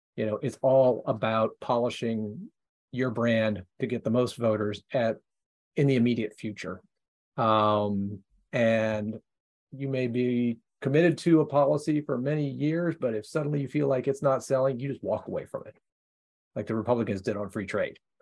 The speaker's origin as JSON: {"language": "English", "region": "Ohio", "country": "United States", "said": "my home state of Ohio"}